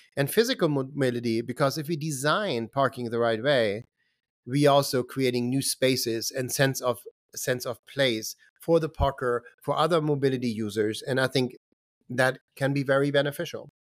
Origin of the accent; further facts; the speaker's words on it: Germany; moved away as an adult; also born or lived in Boston, Massachusetts / Lowell, Massachusetts; I grew up in Germany